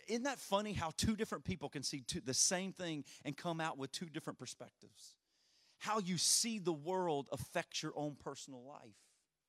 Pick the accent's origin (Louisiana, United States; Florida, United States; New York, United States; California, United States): Louisiana, United States; And I'm from Louisiana, so our sports teams do that quite often.